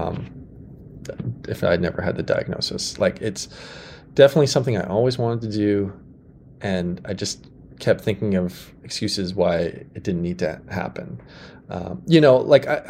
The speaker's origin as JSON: {"language": "English", "town": "Saskatoon", "region": "Saskatchewan", "country": "Canada", "tie": "born or raised there", "said": "Nutana is the neighborhood I grew up in Saskatoon"}